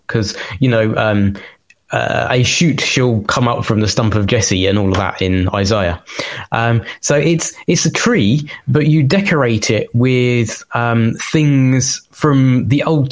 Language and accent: English; London, United Kingdom; accent: Cockney; I grew up in London, so I've got a bit of the old Cockney in me.